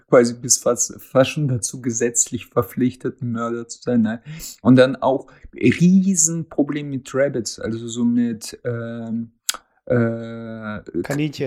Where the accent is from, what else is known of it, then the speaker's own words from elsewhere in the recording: Russia; now in Germany; als Russe